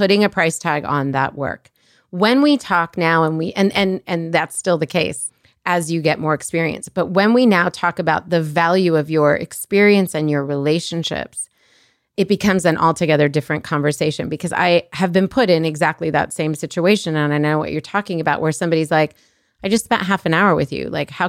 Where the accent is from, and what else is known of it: Colorado, United States